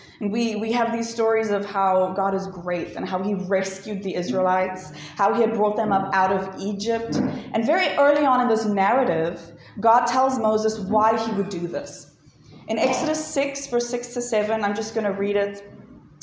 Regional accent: Johannesburg, Gauteng, South Africa; I'm from Joburg

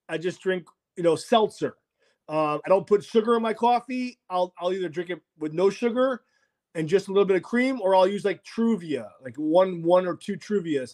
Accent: Rome, Lazio, Italy; moved away; I'm Italian, you know. I was born in Rome

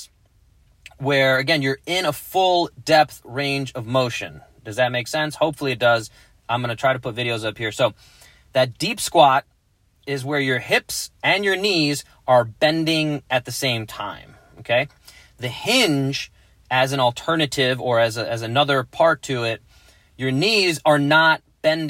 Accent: New York, United States; moved away; growing up in New York

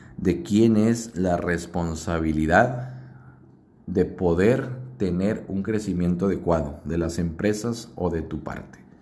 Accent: Mexico; así somos los mexicanos

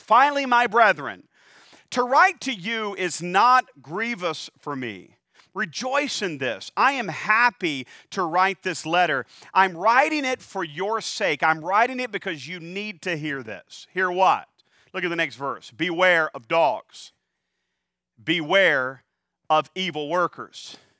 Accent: North Carolina, United States; I am from North Carolina

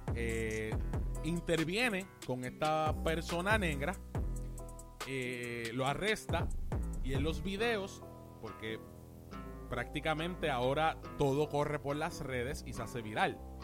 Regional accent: Puerto Rico; yo estoy en Puerto Rico y soy puertorriqueño, pues yo hablo, yo hablo de aquí.

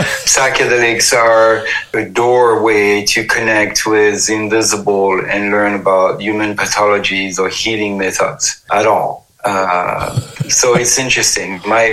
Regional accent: Paris, Île-de-France, France; moved away as an adult; also born or lived in Amazon; now in United States; I was born in Paris, you know, in 68. And my family of origin is very kind of petite bourgeoisie, grande bourgeoisie.

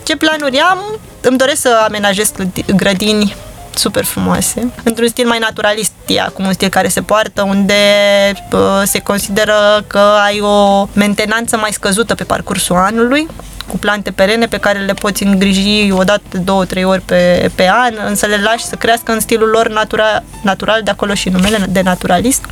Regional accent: Bucharest, Romania; m-am născut în București, pentru mine orașul ăsta este acasă.

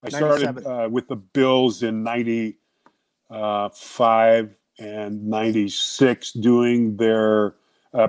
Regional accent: Denver, Colorado, United States; Born and raised in Denver, Colorado.

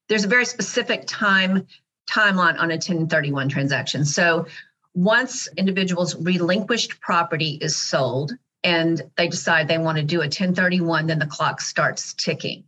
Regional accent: Dallas, Texas, United States; So I'm actually a native Dallasite, second generation

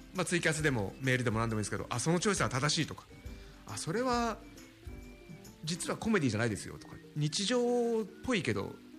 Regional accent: Tokyo, Japan; 池袋、僕生まれ育ったとこですけども

